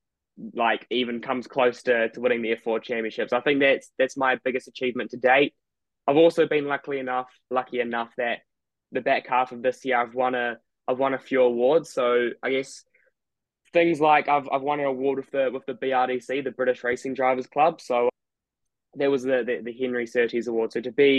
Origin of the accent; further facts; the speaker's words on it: New Zealand; now in United Kingdom; I was born here, but I grew up in New Zealand, so I'm kind of new to the country.